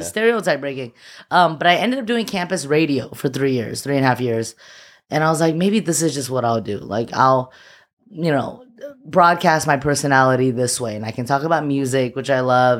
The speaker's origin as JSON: {"language": "English", "town": "Alhambra", "region": "California", "country": "United States", "tie": "born or raised there", "also_born_or_lived": "Shanghai, China / Temple City, California", "said": "I was born in Shanghai, and I, uh, moved to the U S when I was, like, four. I moved to Alhambra, the six two six"}